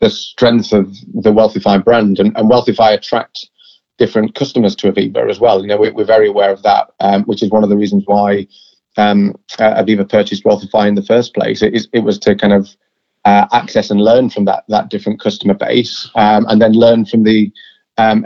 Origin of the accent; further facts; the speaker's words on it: Yorkshire and the Humber, United Kingdom; I'm a Yorkshireman